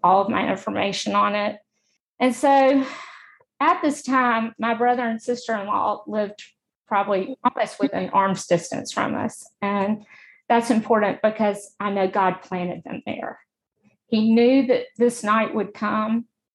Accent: Montgomery, Alabama, United States; I'm from Montgomery. I've lived here my whole life.

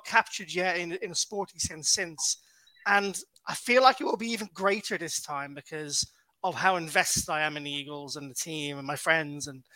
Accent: Ireland; also born or lived in London; I'm from Ireland

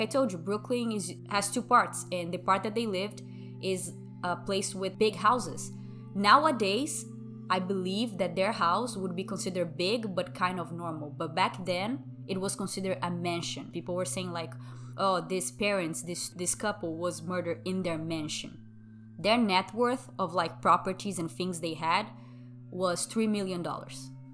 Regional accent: Brazil; first language Portuguese; English is a second language; moved away as an adult; now in United States; I'm from Brazil, and that's my native language

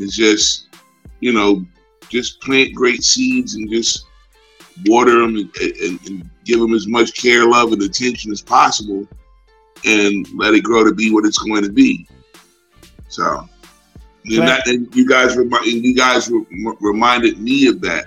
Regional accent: Philadelphia, Pennsylvania, United States; moved away as an adult; now in Atlanta, United States; I came here from Philadelphia 25 years ago

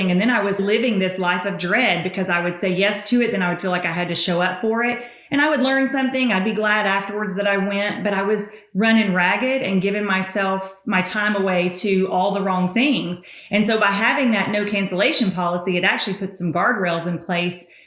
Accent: the South, United States; Why would you make fun of a girl's accent? Because I'm Southern.

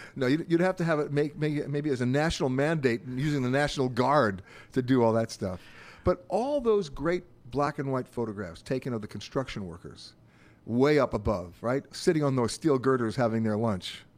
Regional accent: New York, United States; being a New Yorker myself

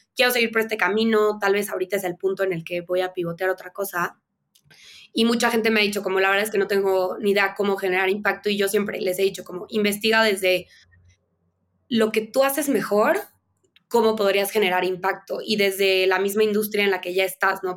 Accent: Veracruz, Mexico; moved away as an adult; also born or lived in Mexico City; yo crecí en Veracruz

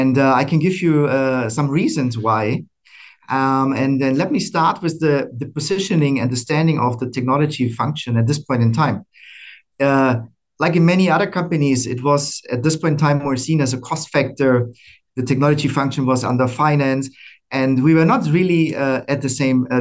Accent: Germany; moved away as an adult; also born or lived in Americas / Asia Pacific; now in Singapore; I'm originally from Germany

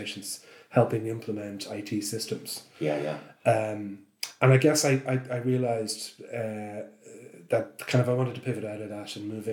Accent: Dublin, Leinster, Ireland; I grew up in Clontarf, right beside Clontarf Rugby and Cricket Club.

